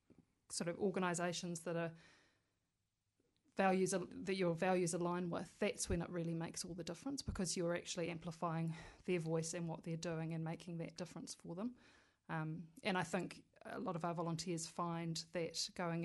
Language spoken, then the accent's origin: English; Wellington, New Zealand; also born or lived in Scotland; I'd say kind of Wellington born and bred, except I wasn't born here